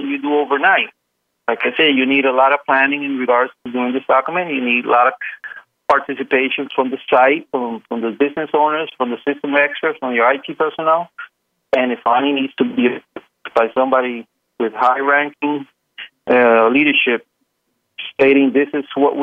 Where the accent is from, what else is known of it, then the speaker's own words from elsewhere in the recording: Puerto Rico; Puerto Rico, as you know, I'm from Puerto Rico. It rains here a little